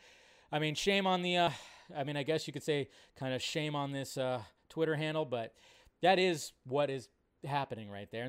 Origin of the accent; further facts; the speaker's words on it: Israel; And for me, I grew up in Israel, and we didn't have the mac and cheese instant boxes.